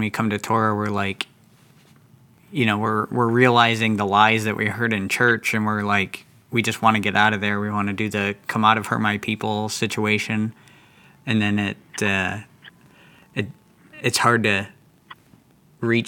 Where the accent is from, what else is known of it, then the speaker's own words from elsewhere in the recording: Pennsylvania, United States; now in Texas, United States; So we're in Texas, and I'm originally from Pennsylvania